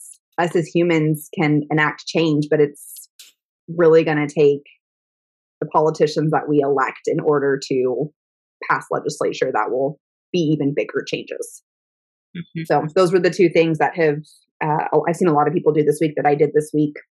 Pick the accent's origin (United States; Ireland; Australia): United States; Texas; It has been a heavy week being a Texan this week